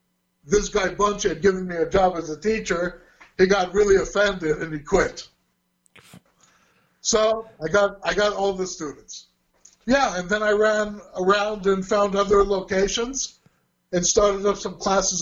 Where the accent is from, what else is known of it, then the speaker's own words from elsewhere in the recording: Israel; moved away as an adult; also born or lived in Hollywood, California / Burbank, California / Netherlands; having been raised and growing up in Los Angeles, Southern California, in Israel